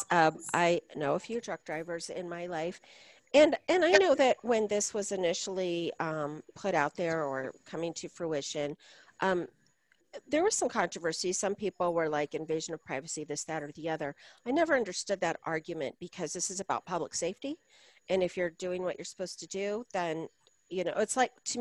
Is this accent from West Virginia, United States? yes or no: no; Colorado, United States; I'm from Colorado